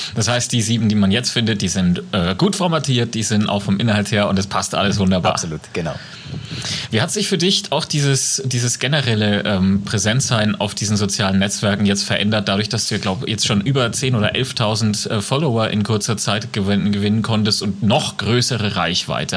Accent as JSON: {"language": "German", "region": "Franconia", "country": "Germany", "accent": "Franconian", "said": "Bei uns in Deutschland"}